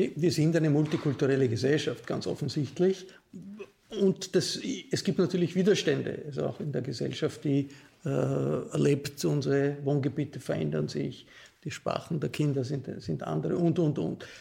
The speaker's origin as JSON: {"language": "German", "country": "Austria", "said": "ich äh, bin Österreicher, aber bin gleichzeitig äh, Europäer"}